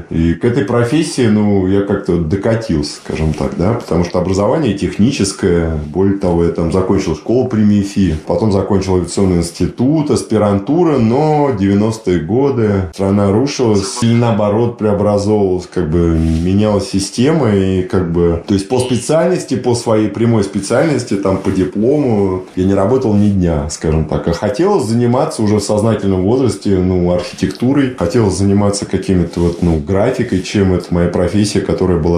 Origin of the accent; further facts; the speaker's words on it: Moscow, Russia; Нет, Москва тоже дом. Я по ней скучаю, путешествую много по миру, ну и по месту, и по, ну, есть же малая родина, да, то есть вот, вот место, где ты родился, дворы, бульвары